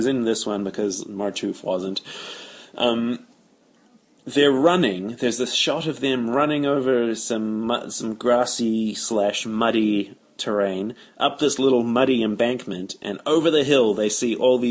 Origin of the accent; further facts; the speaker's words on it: New Zealand; being a New Zealander